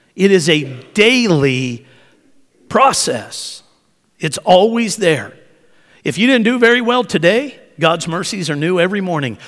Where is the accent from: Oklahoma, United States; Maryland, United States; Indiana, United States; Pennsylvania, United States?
Oklahoma, United States; accent: Southern; moved away; I learned how to talk living in Oklahoma, so I've got some y'all in me